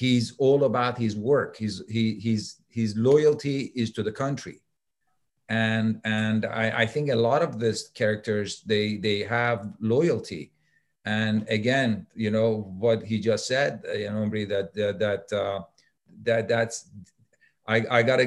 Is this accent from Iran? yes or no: yes; Iran; now in United States; I'm an American actor, but I'm still Iranian